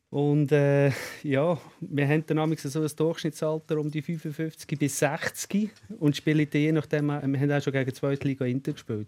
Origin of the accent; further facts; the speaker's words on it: Switzerland; ich als Schweizer Schweizer mit keinem äh, österreichischen, mhm. italienischen, deutschen Pass